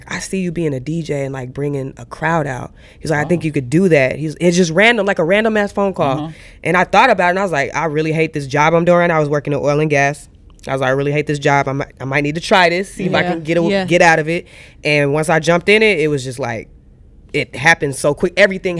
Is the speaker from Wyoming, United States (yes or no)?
no; Atlanta, Georgia, United States; also born or lived in Texas; But I've been raised Texas and Atlanta all my life because my family's military.